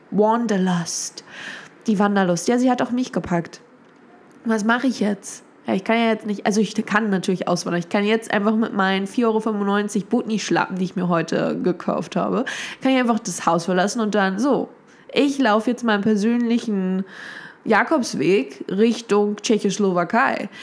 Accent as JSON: {"language": "German", "country": "Germany", "tie": "born or raised there", "said": "ich liebe meine Stadt, das ist ja meine, das ist ja meine Heimatstadt"}